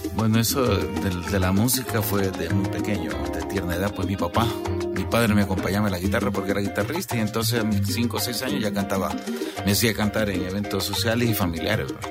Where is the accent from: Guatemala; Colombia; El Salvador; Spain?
El Salvador; moved away